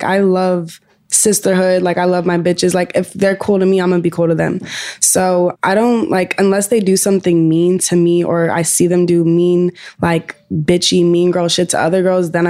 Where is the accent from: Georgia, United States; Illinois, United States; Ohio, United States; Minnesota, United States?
Georgia, United States; Atlanta; Like we are both from Atlanta and like her management, they were like the first people I got cool with in Atlanta.